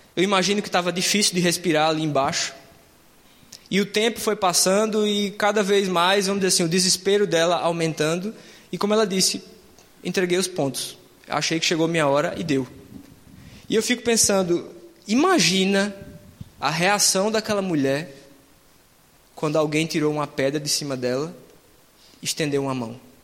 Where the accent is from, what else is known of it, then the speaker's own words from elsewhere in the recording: Northeast Region, Brazil; moved away; Isso é mais uma coisa lá da minha terra do que aqui